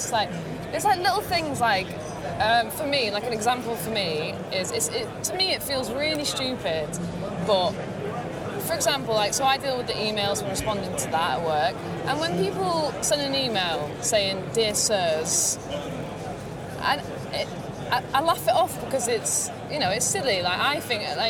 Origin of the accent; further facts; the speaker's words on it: Blackpool, North West England, United Kingdom; moved away as an adult; also born or lived in London; I'm originally from Blackpool, so up north.